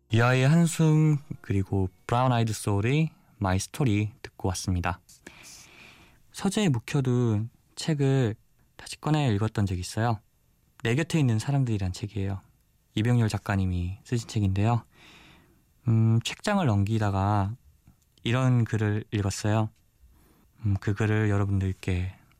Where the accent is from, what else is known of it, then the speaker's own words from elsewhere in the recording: Busan, South Korea; 저는 부산에서 온 24살 청년